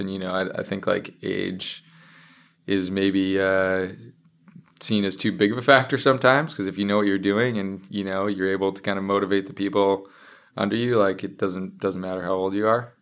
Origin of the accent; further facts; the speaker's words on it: Minnesota, United States; now in Seattle, United States; my hometown back in Minnesota